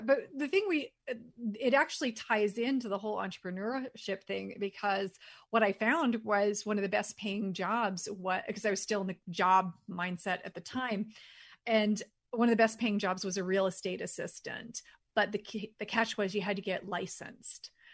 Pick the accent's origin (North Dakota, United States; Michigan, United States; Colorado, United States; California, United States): California, United States; San Luis Obispo; I'm from San Luis Obispo, California